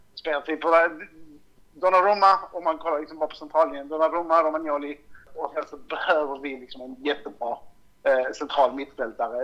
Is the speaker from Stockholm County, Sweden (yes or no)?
no; Malmö, Skåne, Sweden; jag är också från Malmö